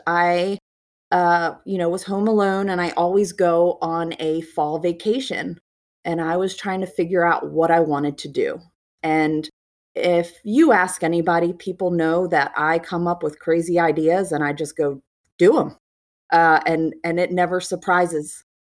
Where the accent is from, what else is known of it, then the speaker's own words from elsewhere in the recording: Maryland, United States; also born or lived in South Carolina; I'm from Maryland, and I own a salon and work in Maryland